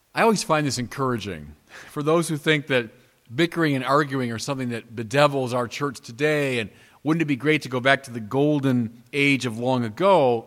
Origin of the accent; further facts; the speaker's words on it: United States; as an American of Irish extraction